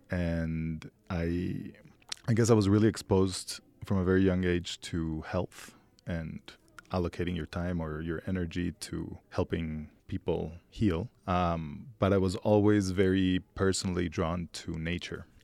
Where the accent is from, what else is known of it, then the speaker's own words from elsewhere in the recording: Mexico City, Mexico; moved away as an adult; also born or lived in New York; I was born here in Mexico City, lived in New York for almost a decade